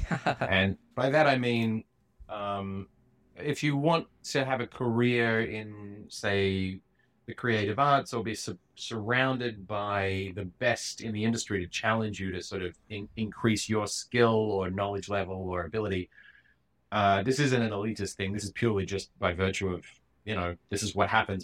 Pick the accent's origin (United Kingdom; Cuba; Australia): Australia; Perth, Western Australia; now in New York, United States; I grew up in Perth